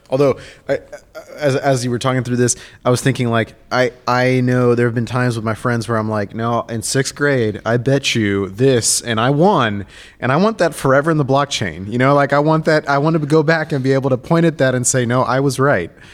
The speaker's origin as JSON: {"language": "English", "country": "Argentina", "tie": "born or raised there", "said": "I'm from Argentina, I grew up playing soccer"}